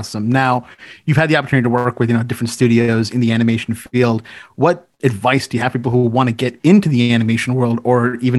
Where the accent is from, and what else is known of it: Canada